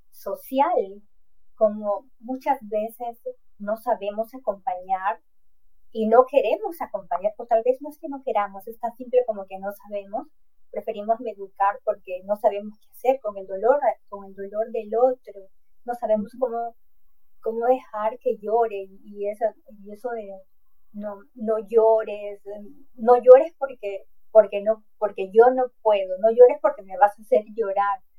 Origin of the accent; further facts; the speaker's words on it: Peru; Yo soy de Perú y también en, mi país es este, tienes que ser fuerte, no, no puedes llorar.